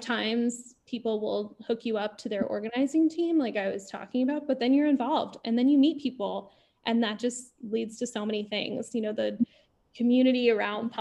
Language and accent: English; Illinois, United States; growing up in Illinois